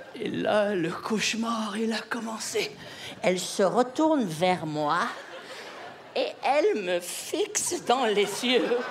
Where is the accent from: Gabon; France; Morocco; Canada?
Canada; Quebec; ma femme et moi, on est du Québec